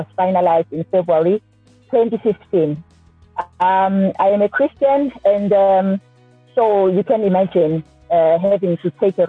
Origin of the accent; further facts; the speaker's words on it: Durban, KwaZulu-Natal, South Africa; I am born and bred in Durban, KwaZulu-Natal